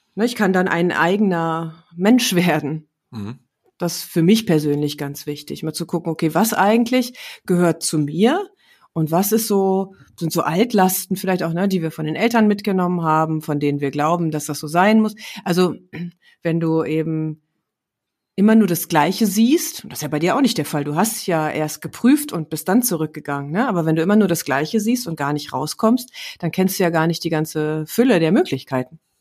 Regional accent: Herne, North Rhine-Westphalia, Germany; moved away; also born or lived in Düsseldorf; meine Heimatstadt ist Herne

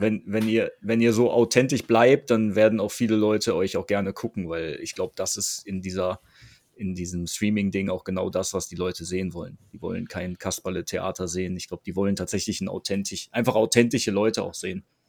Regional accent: Krefeld, North Rhine-Westphalia, Germany; Das sagt man uns Krefeldern ja nach, dass wir so freundlich und bescheiden sind.

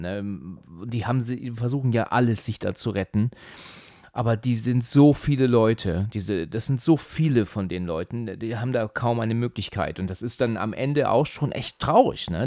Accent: Husum, Schleswig-Holstein, Germany; now in Hesse, Germany; bin ich ja eigentlich Husumer

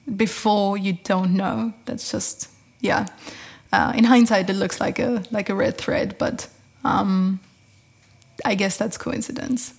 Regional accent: Tyrol, Austria; moved away as an adult; also born or lived in Lund, Sweden; my parents are both from Upper Austria, and I was born in Tyrol

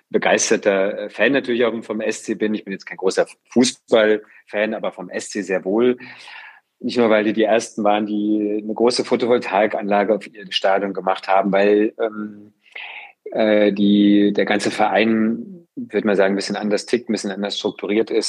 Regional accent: Freiburg, Baden-Württemberg, Germany; ich bin im Gruppen Freiburg groß geworden

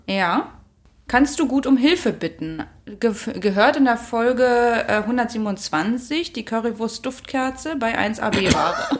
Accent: Germany; moved away as an adult; also aufgewachsen bin ich in der Nähe von Berlin. Das heißt, da bin, also da, das ist und bleibt für mich meine Heimat

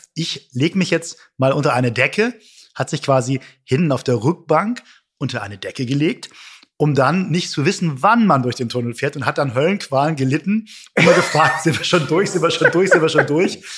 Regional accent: Hamburg, Germany; ich als Hamburger

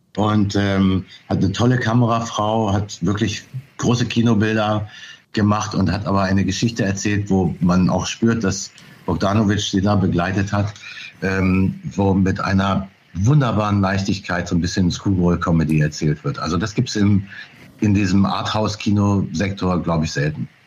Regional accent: Burgdorf, Lower Saxony, Germany; moved away as an adult; also born or lived in Hanover / Berlin; now in Oldenburg, Germany; ich bin tatsächlich in Burgdorf bei Hannover zur Schule gegangen und bin dort, in Hannover bin ich auch geboren

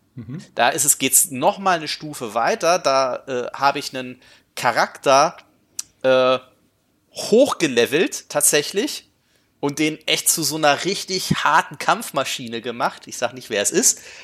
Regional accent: Gifhorn, Lower Saxony, Germany; das meine Heimatstadt war

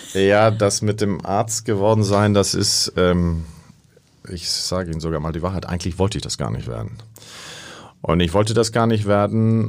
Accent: Costa Rica; moved away; Ich bin in Costa Rica aufgewachsen

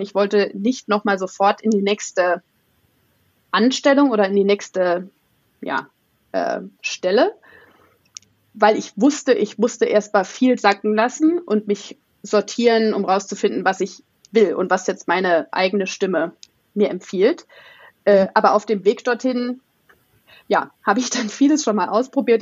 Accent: Saarland, Germany; moved away; Ursprünglich aus einem ganz kleinen Dorf, 500 Seelen, äh, in, im schönen Saarland.

